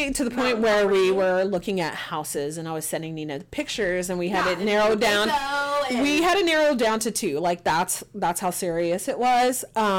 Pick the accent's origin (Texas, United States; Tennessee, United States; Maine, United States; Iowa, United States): Texas, United States; accent: country twang; And I was born and raised in Texas. So, like, you want the country twang? I can give it to you.